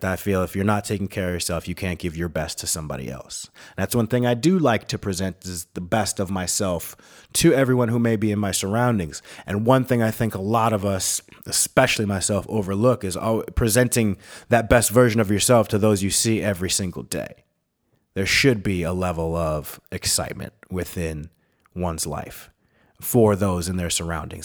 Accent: United States; moved away as an adult; also born or lived in Minnesota / Wisconsin / North Dakota; now in Tucson, United States; I'm from the Great White North, the North Star State. Minneconsin and the Badger State, Minnesota and Wisconsin

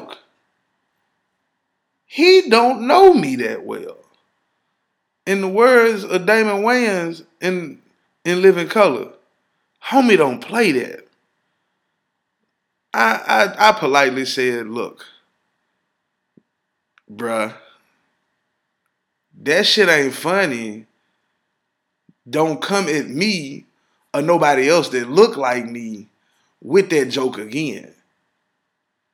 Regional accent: Ripley, United States; moved away; I'm from Ripley

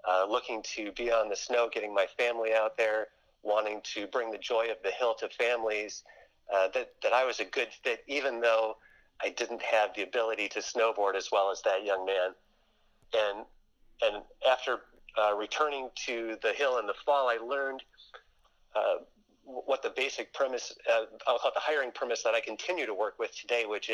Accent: Lakeville, Minnesota, United States; I am from the Twin Cities area of Minnesota, technically in Lakeville

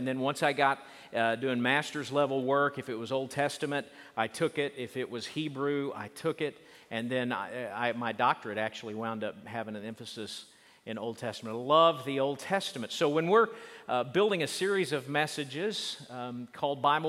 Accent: Oklahoma, United States; I grew up in Oklahoma

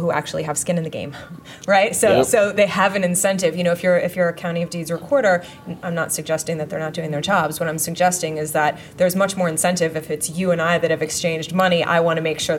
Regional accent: Detroit, Michigan, United States; I grew up in the Detroit area

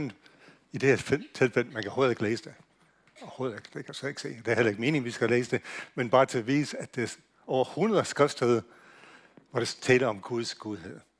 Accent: United States; Danish is a second language; now in Denmark; jeg kommer fra USA, så hvis jeg udtaler ting forkert, så er det derfor, jeg gør det.

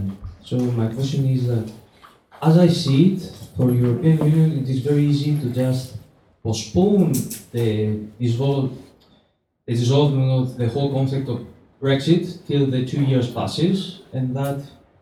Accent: Greece; I'm from Greece.

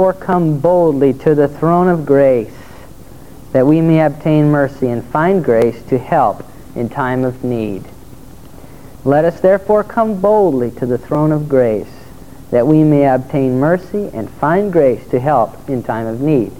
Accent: Torrance, California, United States; I was just a little bitty guy, and I grew up in Torrance, and we have some pretty decent waves there

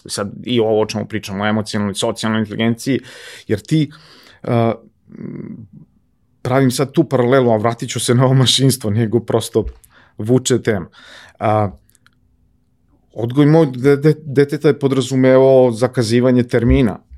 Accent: Topola, Šumadija, Serbia; now in Belgrade, Serbia; odrastao sam na Oplencu, Oplenac je divno mesto za odrastanje.

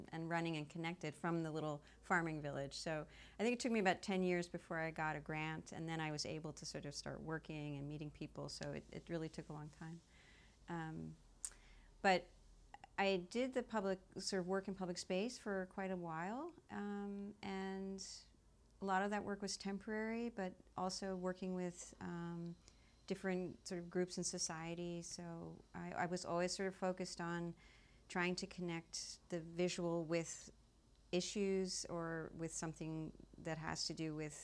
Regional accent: New York City, New York, United States; moved away as an adult; also born or lived in Belgium / The Hague, Netherlands; now in Brussels, Belgium; I'm originally from New York City. And I went to school there.

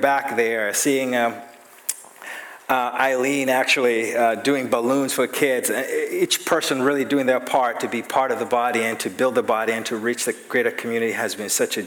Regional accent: Uganda; I grew up in Uganda, East Africa

